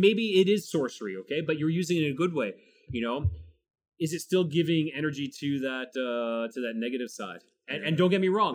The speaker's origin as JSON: {"language": "English", "country": "Canada"}